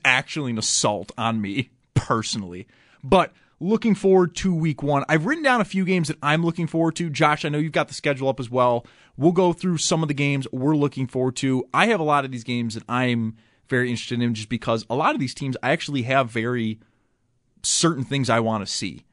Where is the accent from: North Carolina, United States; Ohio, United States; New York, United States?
New York, United States; Cheektowaga; also born or lived in Erie, Pennsylvania; I grew up in Cheektowaga. Like I'm born and raised, baby.